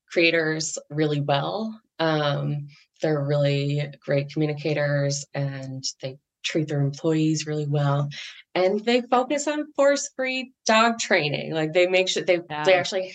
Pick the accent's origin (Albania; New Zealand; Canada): Canada; I'm Canadian